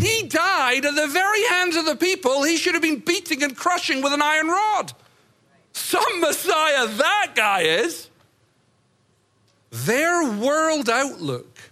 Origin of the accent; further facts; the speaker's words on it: United States; as an American